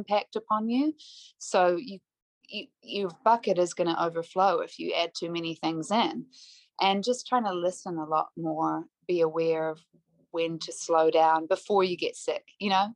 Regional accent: Christchurch, Canterbury, New Zealand; also born or lived in Palo Alto, California, United States / Ontario, Canada / Vancouver, Canada; I grew up here in Christchurch

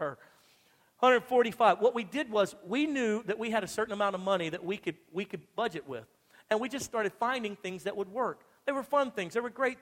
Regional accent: Louisiana, United States; now in Texas, United States; I'm from Louisiana originally

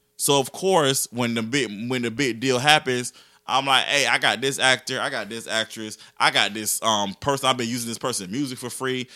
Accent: Augusta, Georgia, United States; I'm from Georgia, people, people assume that I'm from Atlanta, and I'm like, "Nah, I'm from Augusta."

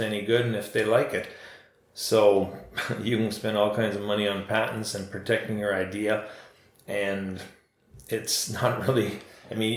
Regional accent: Ontario, Canada; I'm from Ontario

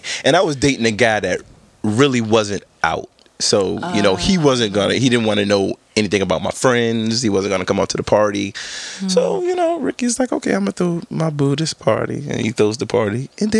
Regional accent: Richmond, Virginia, United States; moved away as an adult; now in New York, United States; I'm originally from Virginia, Richmond, Virginia. I'm a southern boy.

